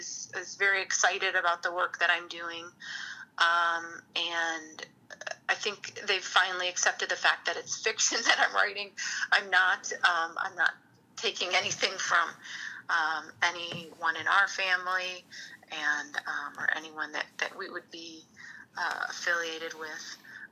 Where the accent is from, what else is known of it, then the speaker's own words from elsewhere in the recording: Hammond, Indiana, United States; born there; also born or lived in Lansing; Well, I was born in Hammond, Indiana, so you're so close to the border there.